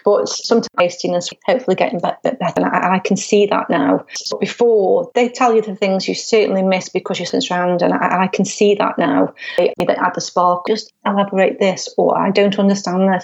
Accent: Stoke-on-Trent, West Midlands, United Kingdom; it's my hometown

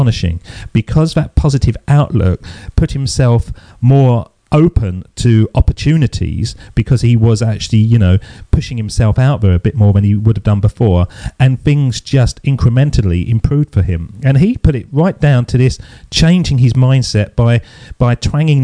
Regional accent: England, United Kingdom; Being an Englishman

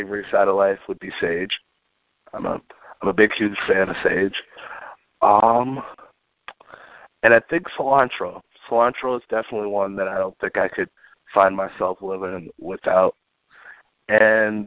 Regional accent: Wisconsin, United States; We in Wisconsin

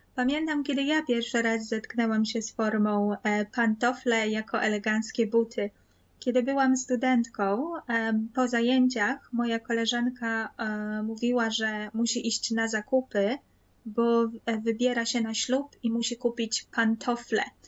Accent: Kraków, Lesser Poland, Poland; W Krakowie, w Małopolsce mówimy oczywiście na pole, nie na dwór.

